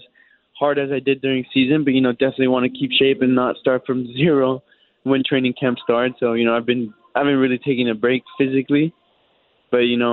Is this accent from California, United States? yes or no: yes; Los Angeles, California, United States; moved away as an adult; now in Indianapolis, United States; I'm coming from Los Angeles